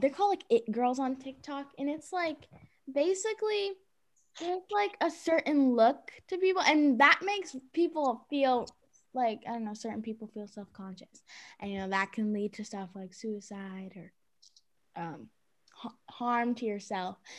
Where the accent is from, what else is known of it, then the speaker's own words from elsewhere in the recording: Cambridge, Massachusetts, United States; I was born in Cambridge, Massachusetts